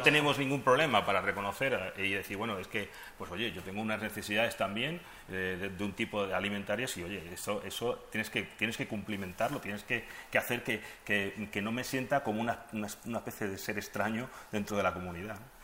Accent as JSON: {"language": "Spanish", "town": "Madrid", "region": "Community of Madrid", "country": "Spain", "moved": "as an adult", "lives_now": "Ceuta, Spain", "said": "Yo no soy de Ceuta, yo soy de aquí de Madrid"}